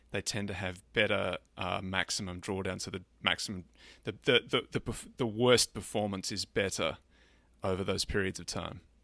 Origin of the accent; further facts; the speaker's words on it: Australia; being Australian